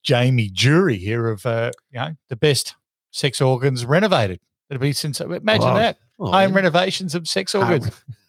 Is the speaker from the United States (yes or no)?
no; Gold Coast, Queensland, Australia; Oh, we're from the Goldie.